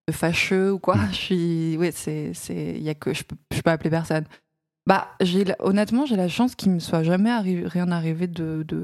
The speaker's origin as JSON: {"language": "French", "town": "Paris", "region": "Île-de-France", "country": "France", "tie": "born or raised there", "said": "euh, je viens de Paris, je suis née à Paris. Euh, j'ai 25 ans"}